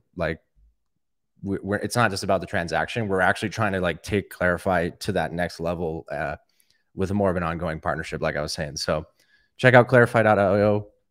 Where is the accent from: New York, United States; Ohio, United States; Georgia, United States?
Georgia, United States; Atlanta; I am from Atlanta, Georgia.